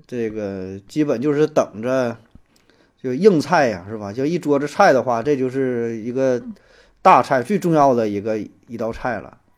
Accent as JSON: {"language": "Chinese", "town": "Shenyang", "region": "Liaoning", "country": "China", "said": "作为 东北人，那咱说作为沈阳人嘛"}